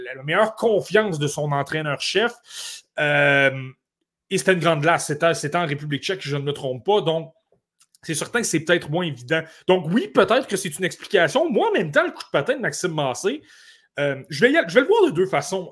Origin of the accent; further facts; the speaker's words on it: Côte-Nord, Quebec, Canada; je viens de la Côte-Nord, le Dracard de Bécomo, j'ai regardé cette équipe-là toute ma jeunesse